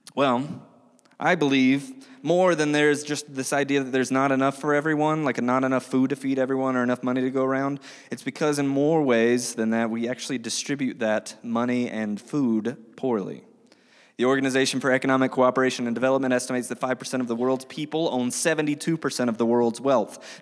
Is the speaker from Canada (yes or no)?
no; United States; We as American Christians living in twenty twenty-three